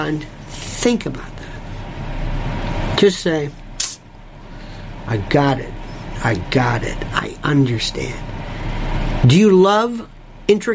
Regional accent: United States

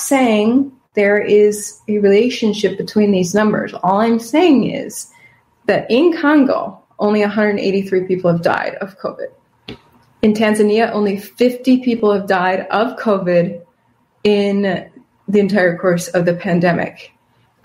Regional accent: Wisconsin, United States; now in Texas, United States; That's where I'm originally from, Wisconsin. Living in Texas right now

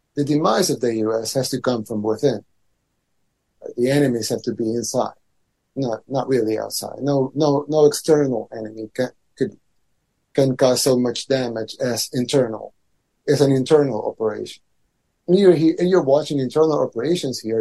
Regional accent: El Salvador

